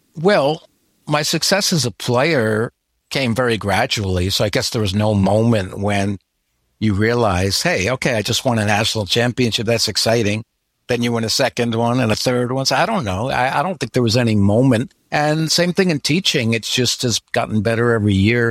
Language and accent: English; New York area, United States; now in Florida, United States; Florida now, even though I grew up in the New York area